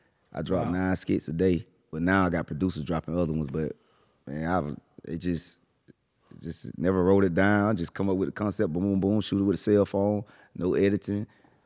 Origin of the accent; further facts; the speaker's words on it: Millen, Georgia, United States; I'm from Miller in Georgia.